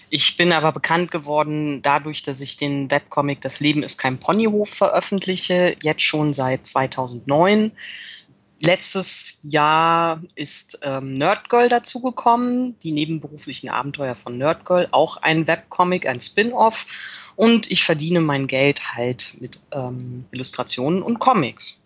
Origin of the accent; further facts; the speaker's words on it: Cologne, North Rhine-Westphalia, Germany; ich bin in Köln geboren und mein Vater ist auch schon seit den 70ern in Köln